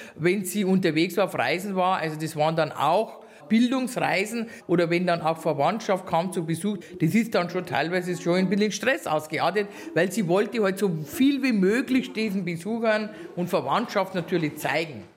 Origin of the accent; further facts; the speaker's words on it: Aichach, Bavaria, Germany; ich bin ja eigentlich aus Eichach, also geborene Eicherin